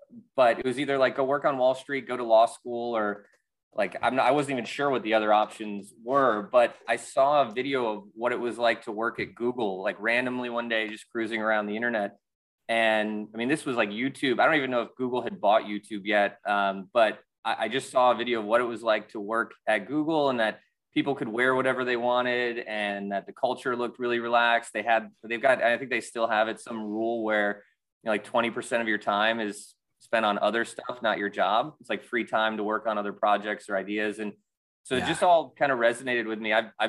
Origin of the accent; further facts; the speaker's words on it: Chicago, Illinois, United States; also born or lived in Wisconsin / Atlanta, United States / New York, United States; now in Philadelphia, United States; Yeah, I grew up in the Midwest in Chicago and Wisconsin, and then I moved to Atlanta, and then I went to school in New York, and then I basically moved to Philadelphia after college.